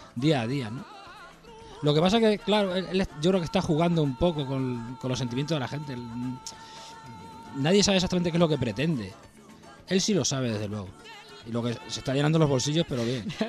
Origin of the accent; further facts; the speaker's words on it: Spain; cómo somos los españoles